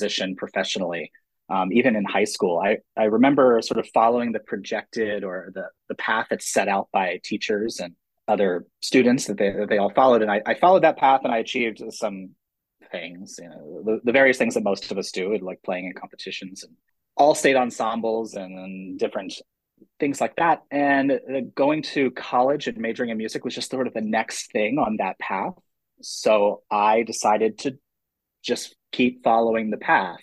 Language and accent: English; near Hershey, Pennsylvania, United States; moved away as an adult; also born or lived in Boston / Georgia; now in Gwinnett County, Georgia, United States; I grew up in Pennsylvania and near Hershey, Pennsylvania